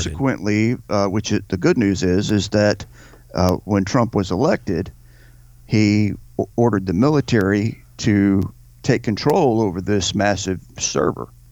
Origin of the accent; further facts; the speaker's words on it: United States